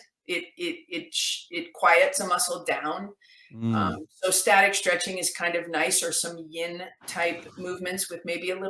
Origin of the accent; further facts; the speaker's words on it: Canada; I'm actually Canadian